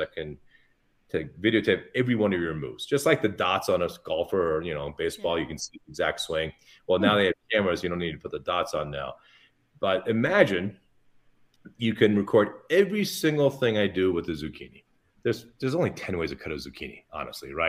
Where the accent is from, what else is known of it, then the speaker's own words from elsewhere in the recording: Newport Beach, California, United States; although I was born in Newport Beach